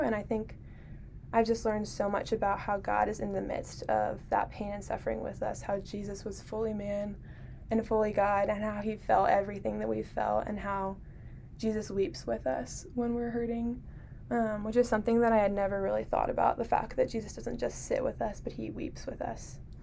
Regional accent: Harrisonburg, Virginia, United States; I'm from Harrisonburg

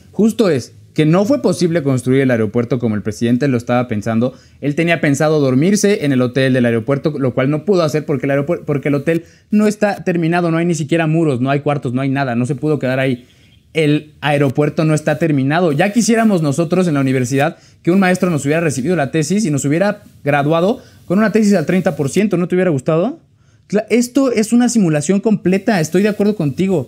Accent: State of Mexico, Mexico; yo soy del Estado de México

